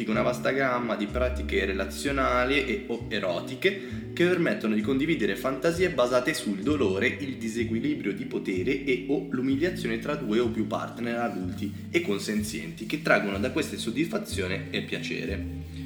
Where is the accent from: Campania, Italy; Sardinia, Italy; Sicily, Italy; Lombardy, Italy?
Sardinia, Italy; Nuoro; Sono di Nuoro. Un saluto a tutti i sardi che ci seguono.